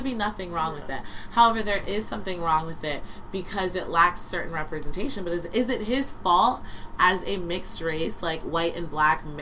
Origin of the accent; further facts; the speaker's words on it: United States; as an American